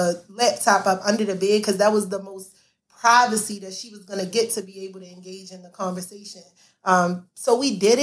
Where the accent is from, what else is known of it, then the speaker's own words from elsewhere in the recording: Baltimore, Maryland, United States; growing up in Baltimore